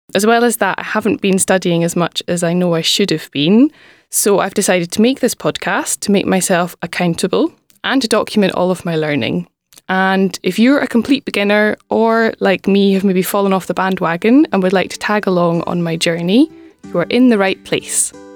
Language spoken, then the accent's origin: English; Scotland, United Kingdom; first language English; I'm from Scotland